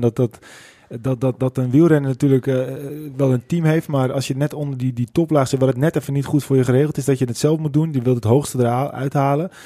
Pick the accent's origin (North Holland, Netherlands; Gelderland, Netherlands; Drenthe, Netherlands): North Holland, Netherlands; West Friesland; accent: typisch Noord-Holland; ik kom uit West-Friesland.